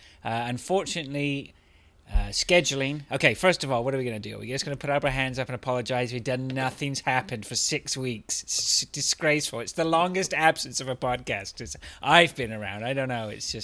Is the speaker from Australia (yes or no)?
no; England, United Kingdom; now in Canada; I was born in Canada, but I moved to England when I was young, 12, and so I grew up all the way through until my 30s, until I got married and came back.